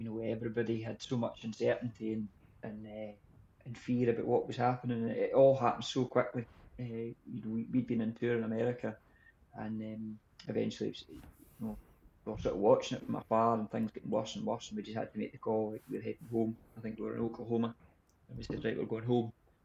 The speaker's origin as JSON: {"language": "English", "region": "Scotland", "country": "United Kingdom", "said": "as Scottish people"}